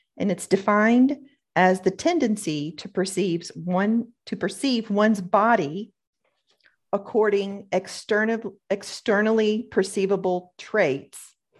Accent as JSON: {"language": "English", "region": "the South", "country": "United States", "tie": "born or raised there", "said": "growing up in the South here"}